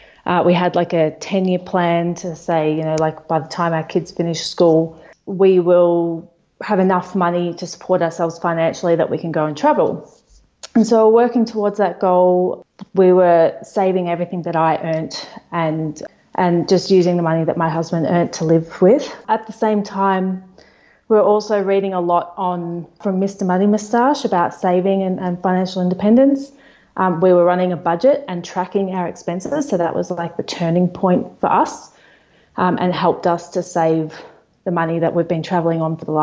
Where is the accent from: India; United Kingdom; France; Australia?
Australia; Melbourne, Victoria; moved away as an adult; We're from Melbourne, Australia, my husband and I and two kids